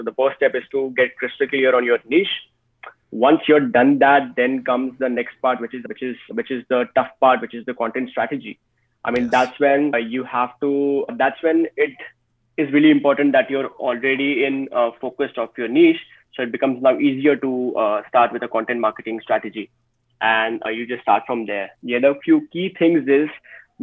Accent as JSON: {"language": "English", "country": "India", "said": "I am basically from India"}